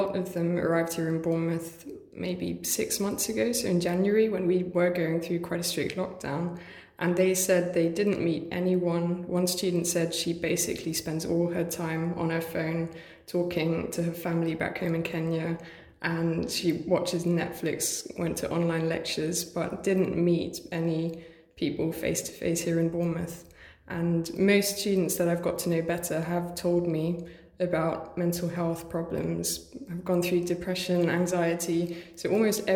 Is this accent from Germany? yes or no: yes; Germany; moved away as an adult; also born or lived in Hertfordshire, England; now in Liverpool, United Kingdom; I was born in England, was born in Hertfordshire, but my parents are German, and age 7 I moved to Germany and then came back 5 years ago